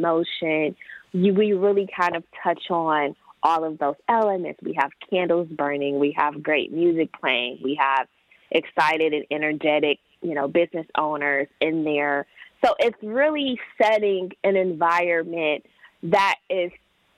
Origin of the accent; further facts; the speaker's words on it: Detroit, Michigan, United States; moved away as an adult; I am from Metro Detroit. I did move away for almost a decade. And I really wanted to come back